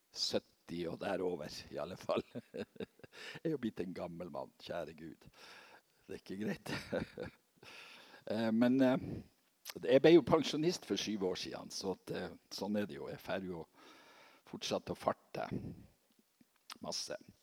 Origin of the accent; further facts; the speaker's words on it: Seløya, Helgeland coast, Nordland, Norway; moved away; fra mammahuset på Seløya, der jeg kommer fra.